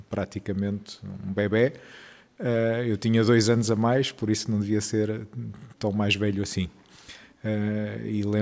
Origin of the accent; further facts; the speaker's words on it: Brazil; sou brasileiro, adoro conhecer gente nova e conversar com as pessoas.